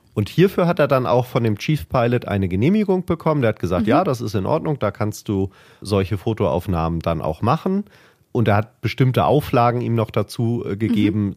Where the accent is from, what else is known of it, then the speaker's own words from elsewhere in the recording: Hamburg, Germany; als Hamburger natürlich sowieso ähm, der Hafen äh, direkt äh, vor der Haustür